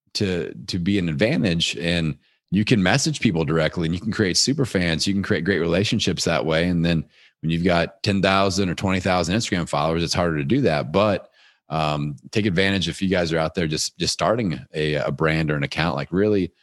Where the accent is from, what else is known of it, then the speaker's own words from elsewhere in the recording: Indiana, United States; my hometown here in Indiana